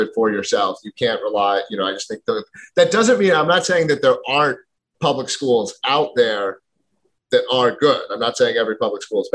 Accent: Philadelphia, Pennsylvania, United States; moved away as an adult; now in New Hampshire, United States; I'm from Philadelphia originally

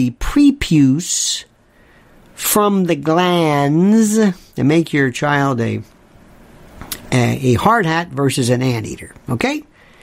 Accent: Tampa, Florida, United States; growing up in Florida, in Tampa, we had a lot of Cubans

